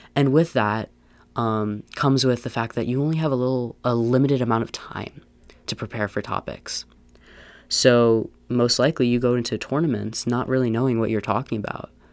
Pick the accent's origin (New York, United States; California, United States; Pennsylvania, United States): Pennsylvania, United States; moved away; I'm from Pennsylvania